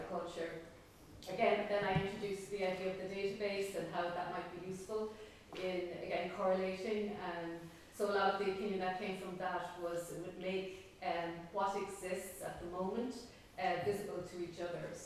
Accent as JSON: {"language": "English", "town": "Cork", "region": "Munster", "country": "Ireland", "said": "I'm from Cork."}